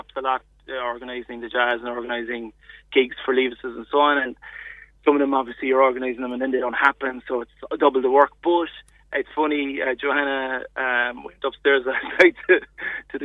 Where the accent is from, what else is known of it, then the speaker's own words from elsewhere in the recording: Macroom, Munster, Ireland; I grew up near Macroom